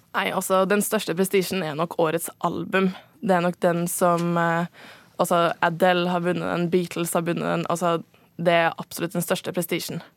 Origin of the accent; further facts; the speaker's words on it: Norway; jeg er norsk